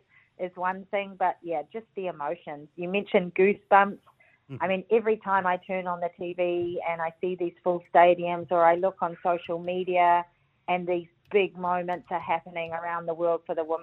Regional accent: New Zealand; being a Kiwi

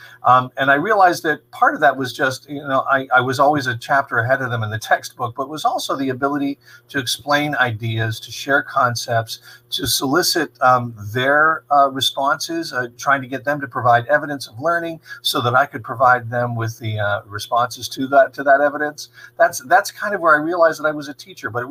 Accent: Johnsonburg, Pennsylvania, United States; I'm from Johnsonburg originally

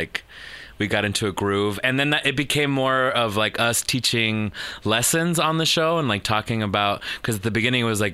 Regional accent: Las Vegas, Nevada, United States; I was born and raised in Las Vegas. So I'm from Las Vegas, Nevada

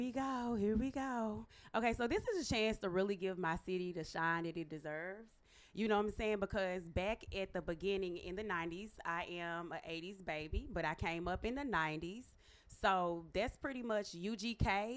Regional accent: Memphis, Tennessee, United States; now in New York, United States; I am from Memphis, fucking Tennessee.

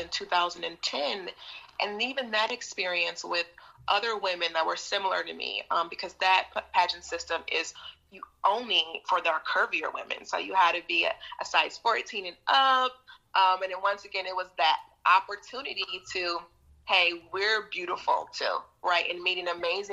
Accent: Appalachia, Kentucky, United States; also born or lived in Detroit, Michigan; born in Detroit to two amazing, wonderful parents, Detroit, Michigan. And then, you know, fast forward, my parents, their relationship didn't work out. They got a divorce. And so my mother decided to move her daughters to Appalachia, Kentucky.

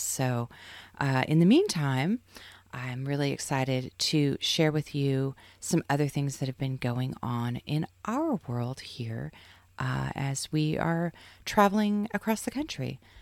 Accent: Seaside, Oregon, United States; I grew up in Seaside as a kid, going to the arcades and the bumper carts and all of that.

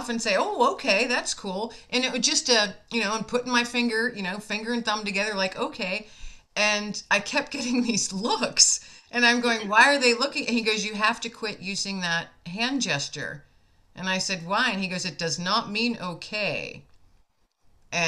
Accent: United States; myself being an American

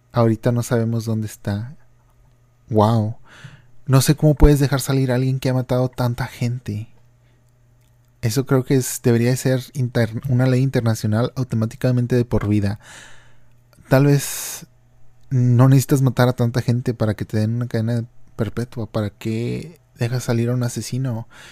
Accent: Matamoros region, Tamaulipas, Mexico; mi región de donde yo soy natal

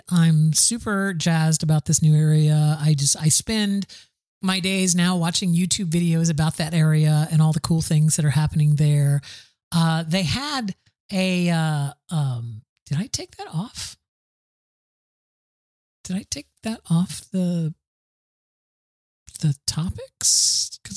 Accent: Florida, United States; I grew up in Florida. Of course, I can swim.

